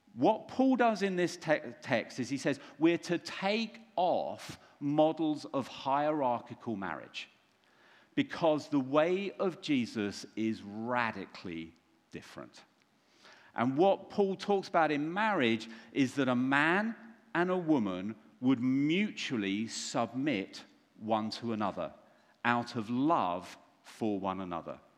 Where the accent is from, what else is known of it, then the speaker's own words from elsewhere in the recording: London, United Kingdom; I'm from London